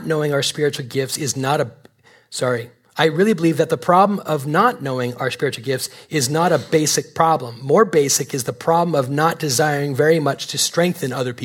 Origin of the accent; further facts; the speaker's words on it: Canada; moved away; I'm Canadian